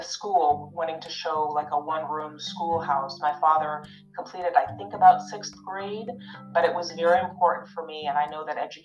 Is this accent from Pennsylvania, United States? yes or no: no; Wisconsin, United States; I was raised in Wisconsin